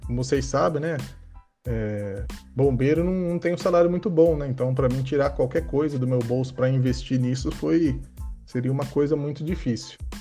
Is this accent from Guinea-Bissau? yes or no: no; Bauru, São Paulo, Brazil; Eu sou da cidade de Bauru, tenho 31 anos de idade